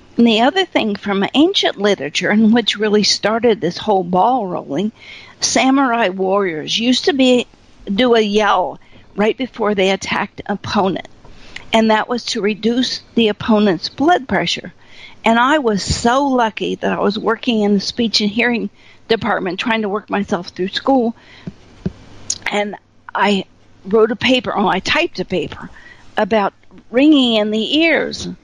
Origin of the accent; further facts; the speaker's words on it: Appalachia, United States; also born or lived in Fairborn, Ohio; I was raised in Appalachia in a corn crib with no electricity, no running water